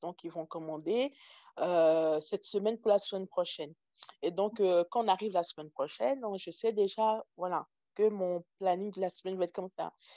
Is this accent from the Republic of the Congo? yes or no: no; France; also born or lived in Togo; quand on est arrivé en France